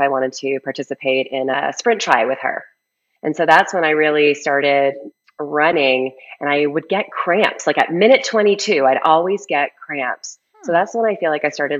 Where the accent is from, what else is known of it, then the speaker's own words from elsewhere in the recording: Canada; moved away as an adult; now in Colorado, United States; I was a ski racer growing up, and I grew up in Canada. I currently live in Colorado, but I did grow up in Canada.